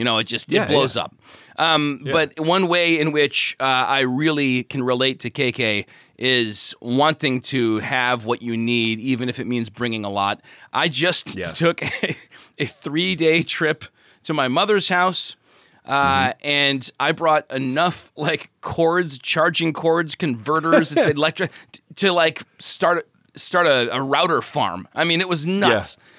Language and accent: English; Chicago, Illinois, United States; In my hometown, it was Polish in Chicago.